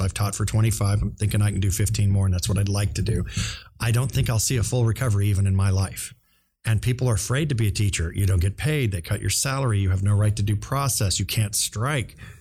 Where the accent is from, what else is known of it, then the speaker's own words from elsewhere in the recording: Overland Park, Kansas, United States; also born or lived in Shawnee, Kansas; I was born in Shawnee, raised in Overland Park, went to K U